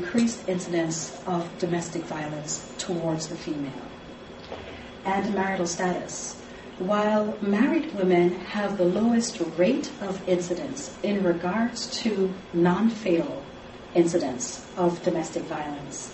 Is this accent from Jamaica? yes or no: yes; Jamaica; moved away; I am Jamaican, and I'm an immigrant to this country